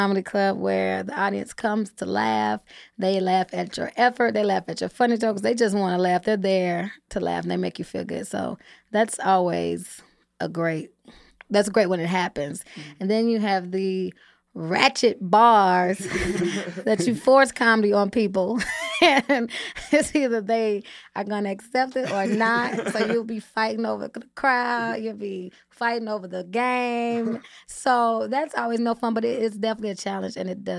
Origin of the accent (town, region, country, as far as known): Inglewood, California, United States; born or raised there